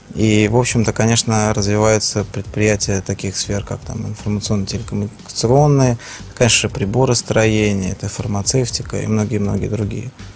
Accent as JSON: {"language": "Russian", "region": "Saint Petersburg", "country": "Russia", "tie": "born or raised there", "said": "я как человек, который рожден в Ленинграде, в Санкт-Петербурге"}